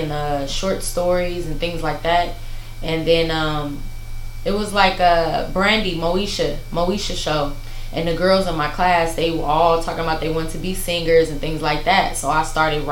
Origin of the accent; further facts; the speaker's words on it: Carson, California, United States; also born or lived in Torrance, California / Los Angeles, California; I'm from Carson, California. I was born in Torrance, raised primarily in Carson